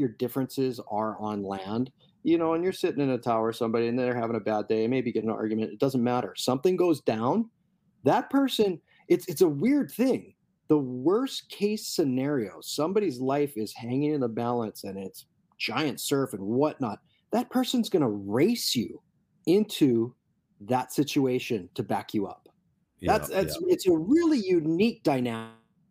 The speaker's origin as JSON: {"language": "English", "town": "Kailua", "region": "Hawaii", "country": "United States", "tie": "born or raised there", "said": "growing up in Kailua and riding Shorebreak"}